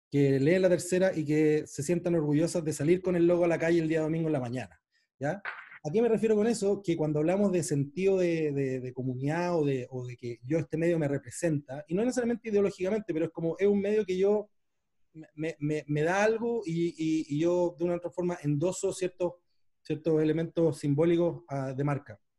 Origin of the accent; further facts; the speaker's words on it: Panama; yo nací en Panamá